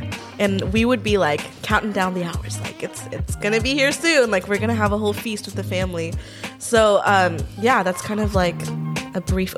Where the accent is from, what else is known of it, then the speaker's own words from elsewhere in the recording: South India, India; And we're from South India.